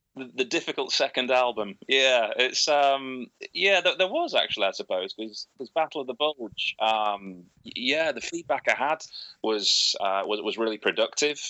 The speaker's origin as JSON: {"language": "English", "country": "United Kingdom", "tie": "born or raised there", "said": "growing up in Britain with the history lessons we have here"}